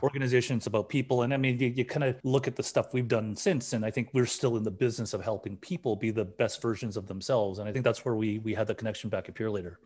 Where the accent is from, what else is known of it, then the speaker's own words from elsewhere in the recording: Burnaby, British Columbia, Canada; growing up in Burnaby, it's a life that I knew